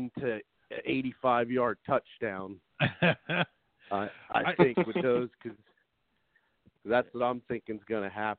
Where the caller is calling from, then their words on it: Salisbury, Maryland, United States; from Salisbury, calling from Salisbury, Maryland.